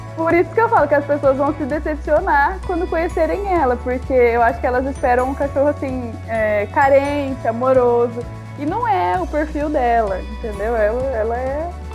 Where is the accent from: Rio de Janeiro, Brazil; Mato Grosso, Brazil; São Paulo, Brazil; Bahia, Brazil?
Mato Grosso, Brazil; Cuiabá; a gente é de Cuiabá